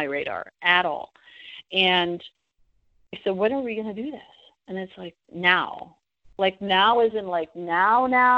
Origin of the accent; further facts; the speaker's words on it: Toronto, Ontario, Canada; moved away as an adult; now in United States; I moved to the U.S. from Canada. I'm originally from Toronto